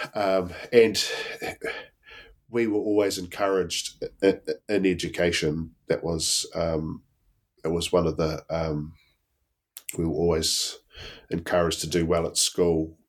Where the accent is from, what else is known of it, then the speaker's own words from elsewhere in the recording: Blenheim, Marlborough, New Zealand; born and bred in Blenheim